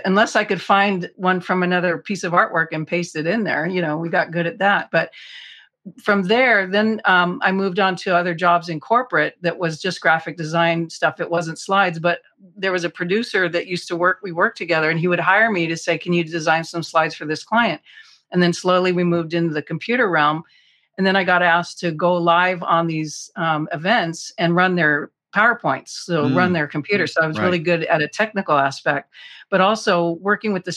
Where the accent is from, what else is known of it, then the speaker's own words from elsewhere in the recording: Southern California, United States; also born or lived in Hollywood / San Diego; I was born in Southern California, but we didn't, you know, weren't there the whole time